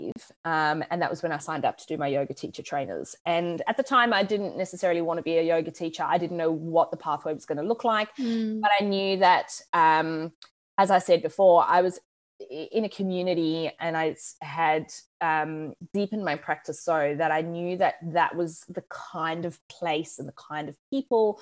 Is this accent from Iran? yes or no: no; South Africa; also born or lived in United States / United Kingdom; now in Australia; I'm from South Africa. I live in Australia. I've lived in the States. I've lived in the UK.